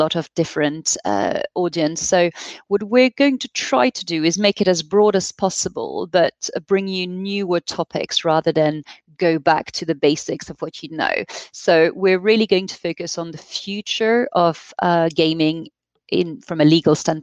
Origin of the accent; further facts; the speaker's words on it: France; accent: French; English is a second language; So we are a European law firm, which you may hear from our accent. Paul and I happen to be French